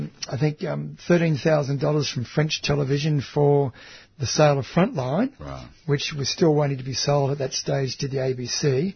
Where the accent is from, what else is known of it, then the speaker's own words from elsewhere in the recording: Australia; I'm from Australia